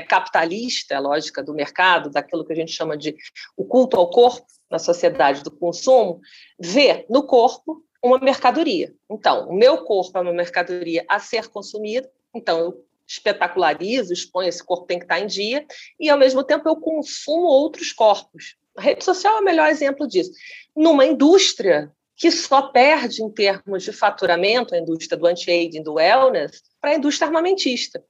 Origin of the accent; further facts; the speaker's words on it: Rio de Janeiro, Brazil; eu sou carioca